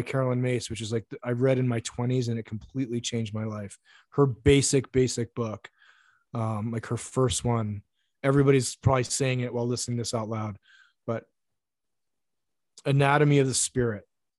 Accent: Japan; English is a second language; I eat a lot of rice because I grew up in Japan.

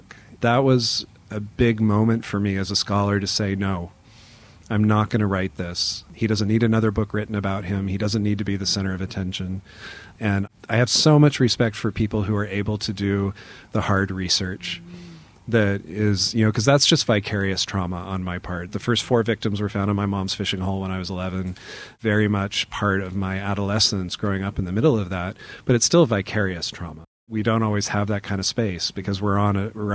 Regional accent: Auburn, Washington, United States; my hometown, which is called Auburn. It's near Seattle

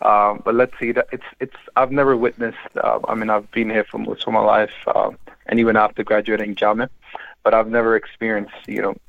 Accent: Australia; being an Australian from Australia

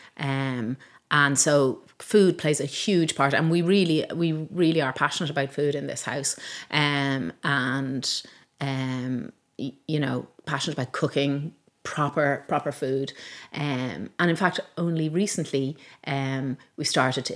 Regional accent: Malahide, Leinster, Ireland; also born or lived in Donegal / Manchester; I grew up in Malahide. I was born in Donegal because my dad was working for the bank up there at the time.

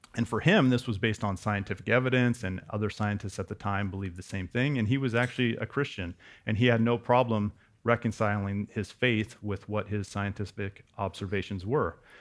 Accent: West Coast, United States; also born or lived in Wyoming; I grew up on the West Coast, but we spent a few years in Wyoming.

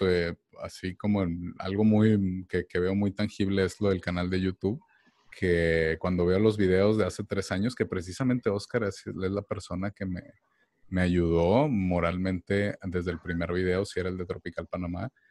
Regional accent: Mexico; now in United States; uno como mexicano

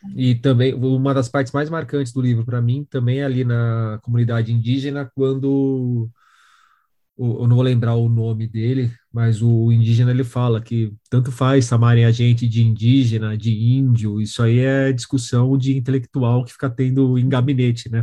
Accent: São Paulo, Brazil; eu sou da periferia de São Paulo

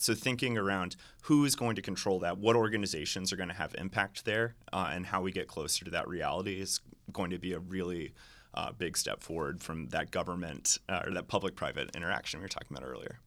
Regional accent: Atlanta, Georgia, United States; moved away as an adult; I grew up in Atlanta, um, left in two thousand eight and returned

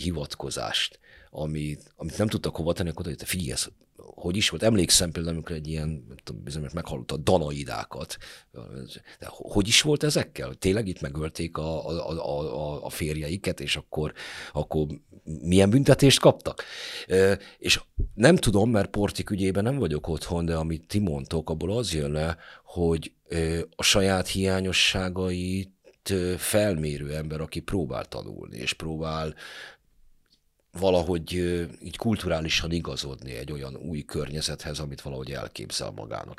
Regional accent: Budapest, Hungary; Én a hetedik kerületben nőttem fel

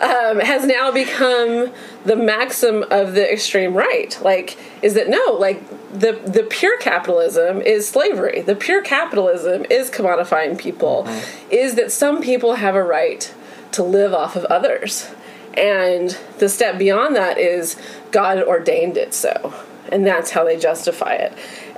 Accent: the South, United States; when I was growing up in the South

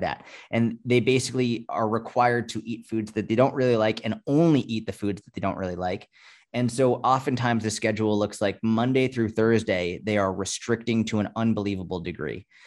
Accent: Boston, Massachusetts, United States; I grew up in Boston or outside of Boston.

